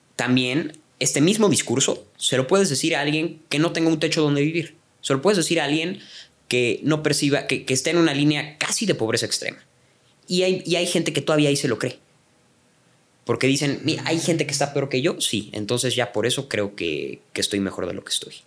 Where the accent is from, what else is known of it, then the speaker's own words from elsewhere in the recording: Mexico; also born or lived in Canada; como mexicanos